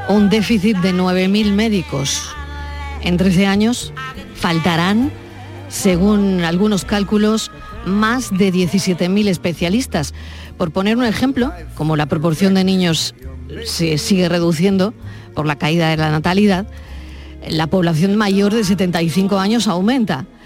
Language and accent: Spanish; Seville, Andalusia, Spain; Eh, yo vengo de Sevilla y he estado allí luchando y he estado dos años esperando hasta entrar por fin en medicina